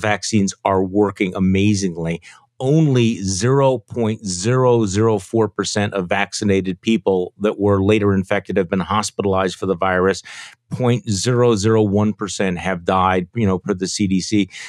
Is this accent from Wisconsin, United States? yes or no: yes; Wisconsin, United States; my home state of Wisconsin